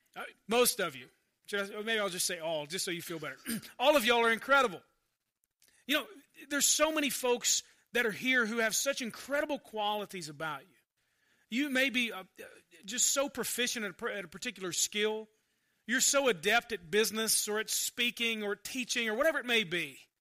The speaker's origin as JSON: {"language": "English", "country": "United States", "tie": "born or raised there", "said": "growing up Christian in America"}